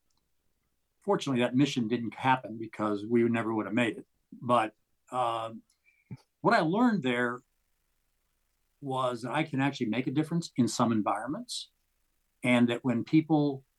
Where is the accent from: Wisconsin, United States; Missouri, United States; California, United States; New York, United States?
California, United States; Walnut Creek; I grew up in the San Francisco Bay Area in a little town called Walnut Creek.